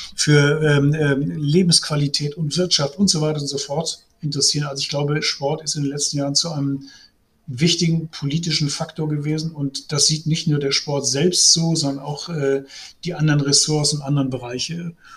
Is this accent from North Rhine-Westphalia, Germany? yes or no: yes; Essen, North Rhine-Westphalia, Germany; ich bin gebürtig aus Essen